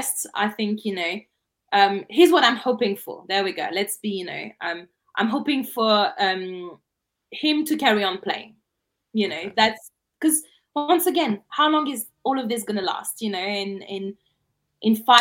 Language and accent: English; France; English is a second language; I'm from France